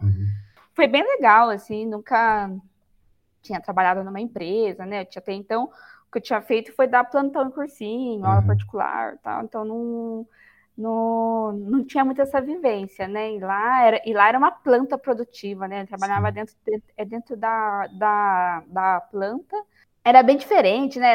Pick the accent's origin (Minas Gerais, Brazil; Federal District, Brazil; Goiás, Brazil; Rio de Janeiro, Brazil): Minas Gerais, Brazil; Campanha; moved away as an adult; also born or lived in São Paulo; now in Paulínia, Brazil; eu sou mineira, né, nasci em Minas Gerais, então eu sou de uma cidade que chama Campanha